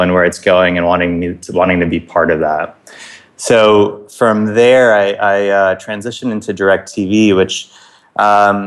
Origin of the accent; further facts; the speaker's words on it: Buffalo, New York, United States; moved away as an adult; now in New York City, United States; I grew up in Buffalo, New York, and that's really where my sports roots started to grow